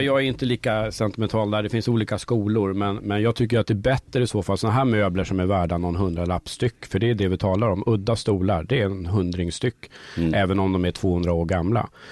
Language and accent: Swedish; Sala, Västmanland, Sweden; moved away; also born or lived in Stockholm; jag kommer ursprungligen från Sala i Västmanland